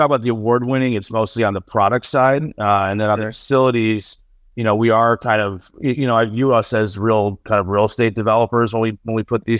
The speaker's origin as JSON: {"language": "English", "town": "Buffalo", "region": "New York", "country": "United States", "tie": "born or raised there", "also_born_or_lived": "Ohio", "said": "I was born in Ohio. My parents came here from India in the 70s. My dad's an engineer. And then I mostly grew up in Western New York outside of Buffalo. So, you know, bad week for us Bills fans, but I'm from the Buffalo area."}